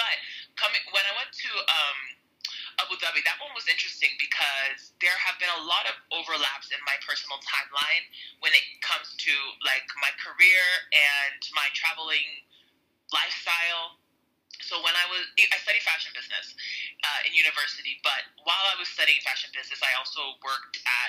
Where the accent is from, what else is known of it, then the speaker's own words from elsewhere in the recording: United States; moved away as an adult; now in Mexico; So my parents are Nigerian. I'm Nigerian-American.